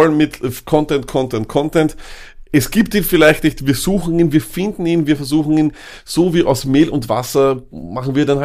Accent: Austria; Ähm, das wissen wir als Österreicher.

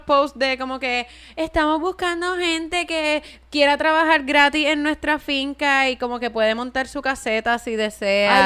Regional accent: Puerto Rico; tener que ordenar en inglés en mi fucking país

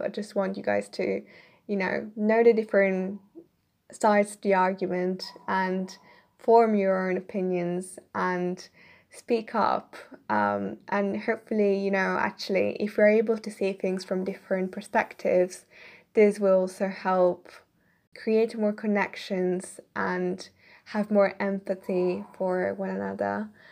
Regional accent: Italy; moved away as an adult; now in United Kingdom; I'm originally from Italy, but I'm currently living in the K, U K right now.

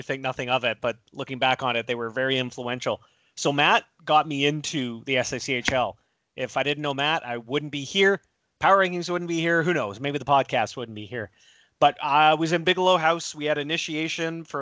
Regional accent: Victoria, British Columbia, Canada; also born or lived in Dartmouth, Nova Scotia, Canada; We moved out to the West Coast.

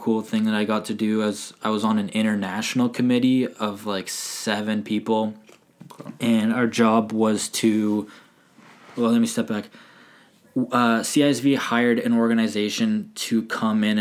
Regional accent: Ontario, Canada; now in Nova Scotia, Canada; as someone growing up in Ontario

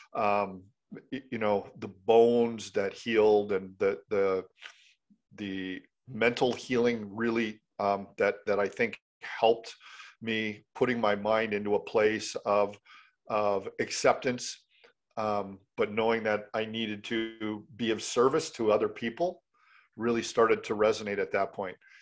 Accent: Canada; I'm a Canadian

